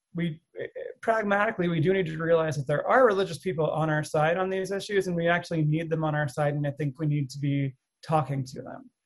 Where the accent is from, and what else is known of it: United States; also born or lived in Russia